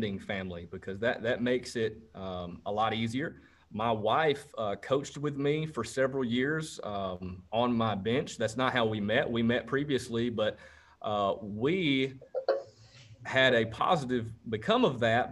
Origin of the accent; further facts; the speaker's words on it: Rome, Georgia, United States; Rome is actually my hometown.